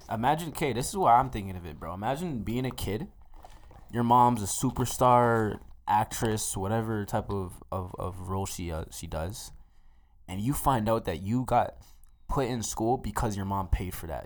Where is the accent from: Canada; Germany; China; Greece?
Canada; Mississauga, Ontario; now in Edmonton, Canada; I'm from Saga, born and raised, proud as shit